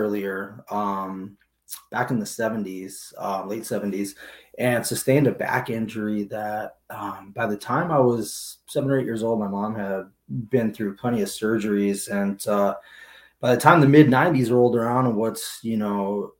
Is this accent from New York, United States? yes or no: no; Agawam, Massachusetts, United States; now in Seattle, United States; I am originally from Western Massachusetts, a little place called Agawam. Grew up out there